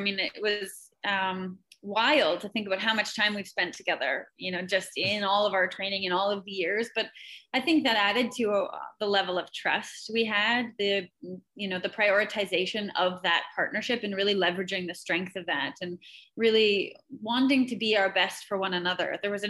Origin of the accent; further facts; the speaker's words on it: Canada; Being Canadian, it's in our blood, isn't it?